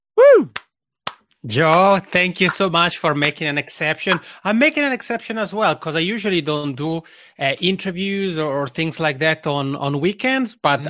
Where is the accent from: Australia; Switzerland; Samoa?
Switzerland; Italian-speaking part of Switzerland, Italian-speaking Switzerland; first language Italian; English is a second language; moved away as an adult; now in Helsinki, Finland; I'm already originally from the Italian speaking part of Switzerland, and that's where this funny accent comes from because Italian is my mother tongue. But I've been living here in Helsinki, Finland for almost eight years.